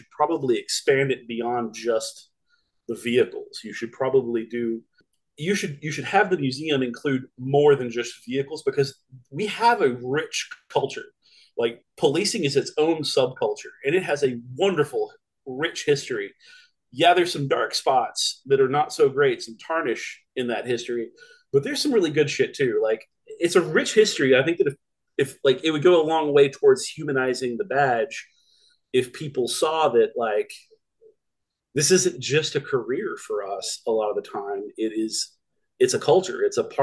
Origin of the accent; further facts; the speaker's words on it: Texas, United States; I'm from Texas